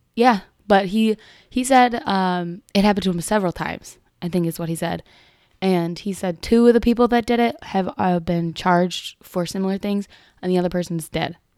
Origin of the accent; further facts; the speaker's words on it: Chicago, Illinois, United States; I'm from the Sox side